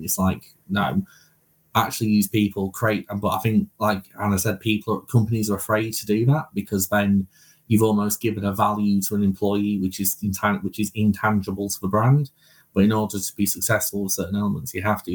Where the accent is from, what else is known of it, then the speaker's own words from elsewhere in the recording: United Kingdom; we're British